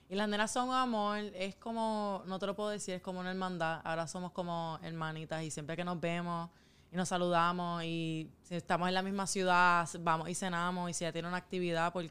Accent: Puerto Rico; yo tengo toda mi familia aquí

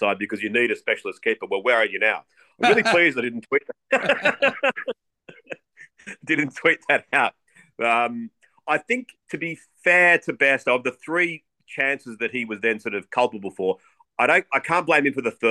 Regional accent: Australia; as an Australian

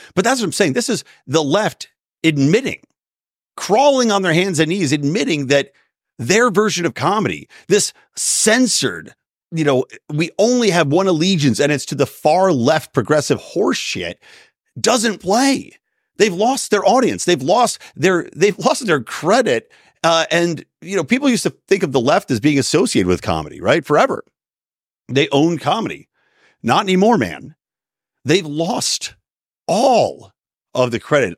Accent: Philadelphia, Pennsylvania, United States; moved away; also born or lived in San Diego; growing up in the Philly area myself

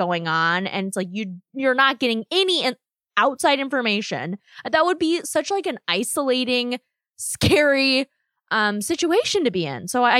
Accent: United States; I'm Korean American.

